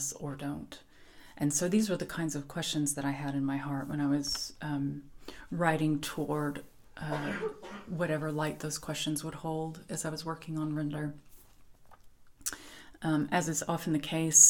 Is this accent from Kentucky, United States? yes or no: yes; Lexington, Kentucky, United States; moved away as an adult; also born or lived in Provincetown, Massachusetts / Lubbock, Texas; I'm from Kentucky, as Doug told you, and I didn't live anywhere other than Kentucky until I was 35